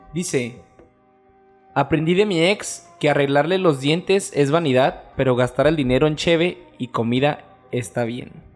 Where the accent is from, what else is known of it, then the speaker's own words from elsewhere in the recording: Mexico; como mexicanos